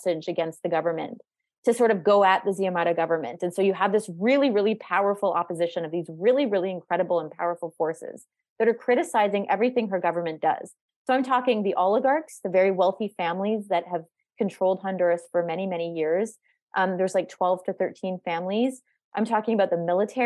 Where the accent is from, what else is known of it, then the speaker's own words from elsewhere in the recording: Canada; I'm Canadian